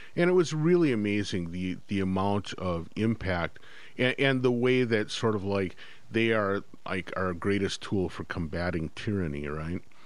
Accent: Midwest, United States; moved away as an adult; now in Northfield, United States; both my wife and I grew up in the Midwest

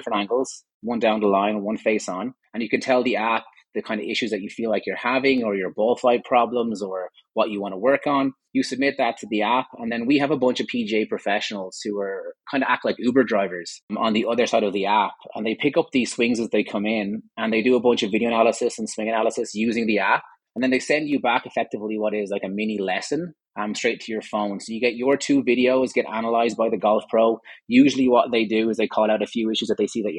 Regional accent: Ireland; moved away as an adult; also born or lived in Vietnam; now in Calgary, Canada; I'm Irish originally, for my sins

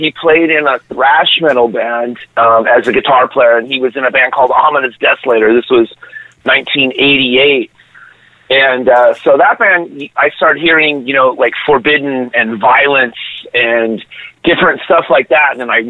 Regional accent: San Diego, California, United States; also born or lived in Los Angeles, California; No, I grew up in San Diego, but was born in L.A.

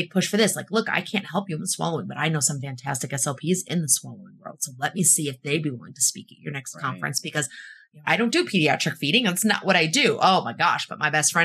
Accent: Illinois, United States; moved away as an adult; also born or lived in East Coast / California; I'm from Illinois originally.

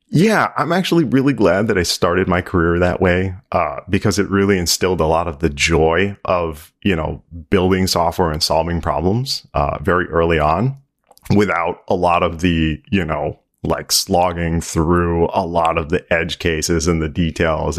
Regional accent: Maryland, United States; born and raised in Maryland

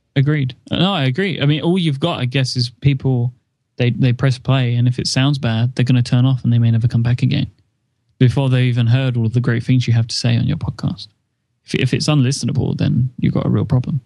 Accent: United Kingdom; I'm British

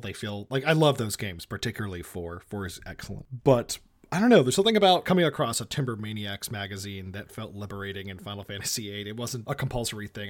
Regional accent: Massachusetts, United States; I am a filmmaker from Massachusetts.

